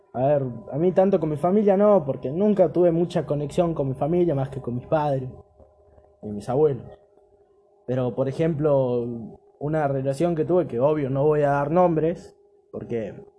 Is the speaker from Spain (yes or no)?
no; Argentina; Me siento poco argentino